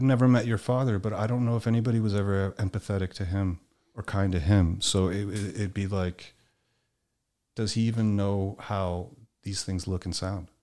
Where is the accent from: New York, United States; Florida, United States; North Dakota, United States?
Florida, United States; Miami; growing up in Miami